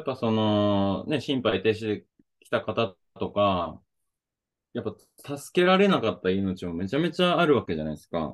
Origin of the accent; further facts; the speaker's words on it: Oita, Japan; moved away; also born or lived in Okinawa / Hokkaido; 地元大分